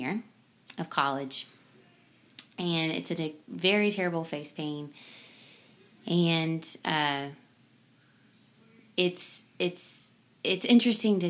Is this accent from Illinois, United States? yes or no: no; Simpsonville, Kentucky, United States; I grew up in Kentucky, in Simpsonville, Kentucky.